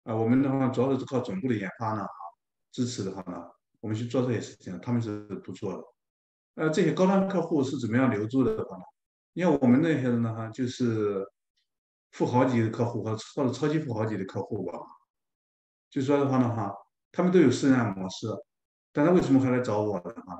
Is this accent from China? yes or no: yes; China; moved away as an adult; now in Toronto, Canada; 我们中国人